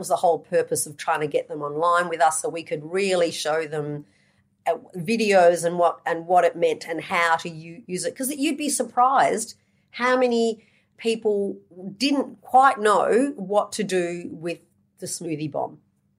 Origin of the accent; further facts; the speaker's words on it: Australia; We're from Australia.